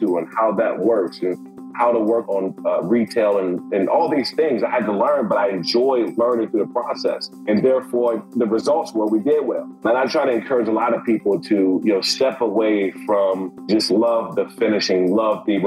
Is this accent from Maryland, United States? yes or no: yes; Prince George's County, Maryland, United States; I grew up in Prince George's County, Maryland